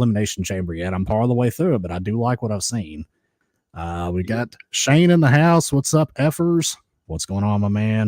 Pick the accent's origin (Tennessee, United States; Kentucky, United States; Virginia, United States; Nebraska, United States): Kentucky, United States; I'm the American half of this equation. I'm the Kentucky sensation